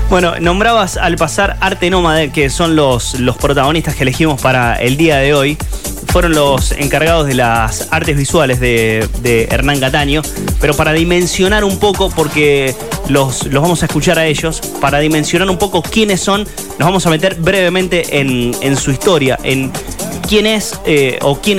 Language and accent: Spanish; Santa Fe, Argentina; argentinos, ¿no? No como, como santafesinos por vivir en nuestra tierra.